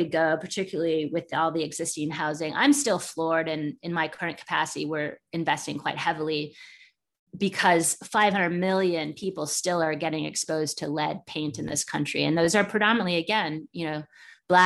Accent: England, United Kingdom; now in United States; growing up in England and then coming to the United States

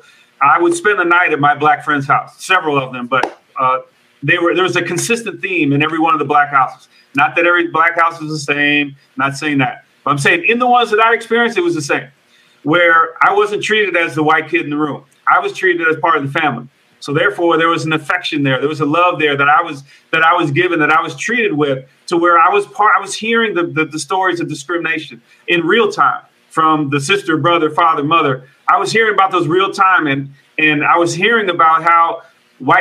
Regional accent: Oakland, California, United States; I grew up in Oakland, California

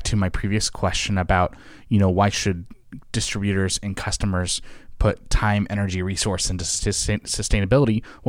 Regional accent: California, United States; Channel 9 for me in the Bay Area where I grew up.

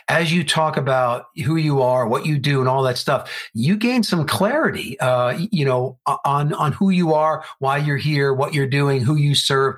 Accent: New Jersey, United States; now in Arizona, United States; I am originally from New Jersey, where Ryan is. But then I moved out to Arizona.

